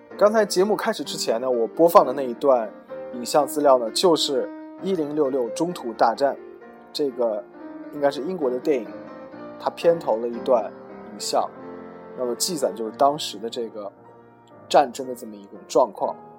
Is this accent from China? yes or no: yes; China; 我们中国人